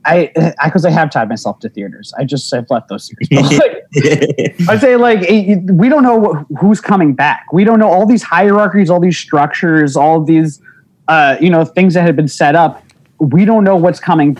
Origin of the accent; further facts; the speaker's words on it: New Jersey, United States; moved away as an adult; also born or lived in Bronx, New York / Queens, New York; now in New York, United States; I was born in the Bronx. Then I was in Queens, and then they moved to Jersey, and then I was in Jersey from the time I was like 2 until college